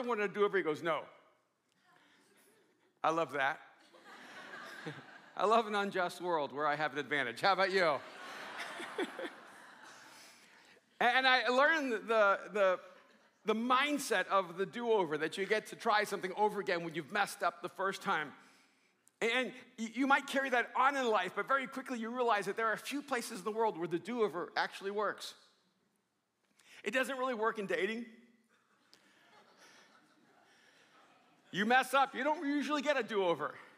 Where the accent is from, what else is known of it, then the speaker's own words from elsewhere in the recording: Miami, Florida, United States; also born or lived in El Salvador; I grew up in Miami when I came over from El Salvador